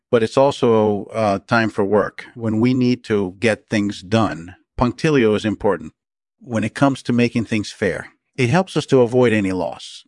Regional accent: Brazil; I grew up in Brazil

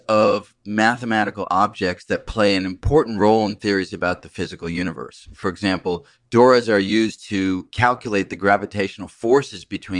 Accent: Cambridge, Massachusetts, United States; I grew up in Cambridge, Massachusetts, and I did my undergraduate studies at the Massachusetts Institute of Technology.

